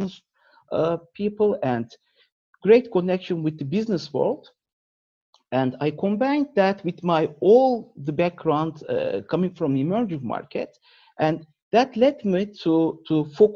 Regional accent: Turkey; moved away as an adult; I was born and raised in Turkey, and up until my university years, I was

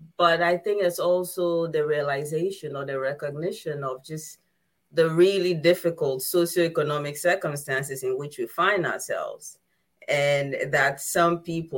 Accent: Ghana; I come from Ghana

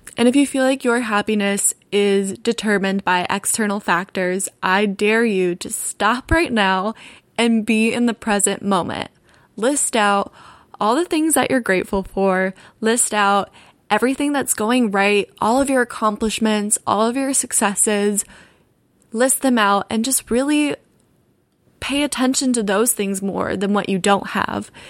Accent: Altamonte Springs, Florida, United States; also born or lived in Orlando, Florida; now in Los Angeles, United States; I grew up in Orlando, Florida. More specifically, I grew up in Altamont Springs, Florida

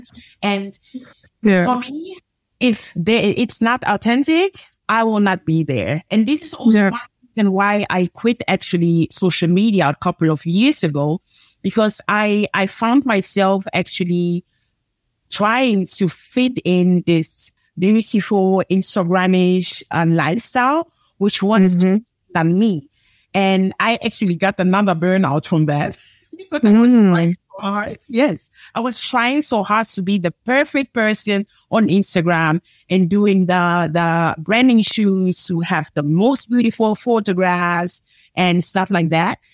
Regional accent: Germany; moved away as an adult; also born or lived in Angola; now in Netherlands; I was born in Angola, Africa. Uh, I grew up in Germany and live now for almost 10 years in the Netherlands

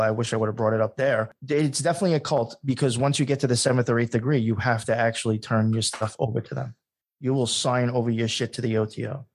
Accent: Long Island, New York, United States; I came from Long Island. I was not a city boy

